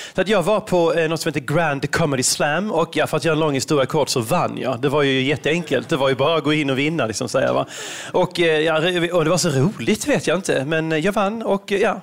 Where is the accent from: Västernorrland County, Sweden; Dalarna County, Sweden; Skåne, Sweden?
Skåne, Sweden; Veberöd; moved away as an adult; also born or lived in Malmö / Stockholm; now in London, United Kingdom; jag kommer från Veberöd ursprungligen, en liten eh, håla här utanför Malmö, Lund.